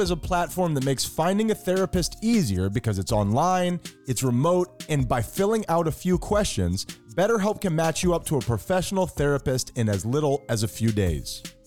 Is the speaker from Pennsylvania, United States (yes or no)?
no; Miami, Florida, United States; we're from Miami.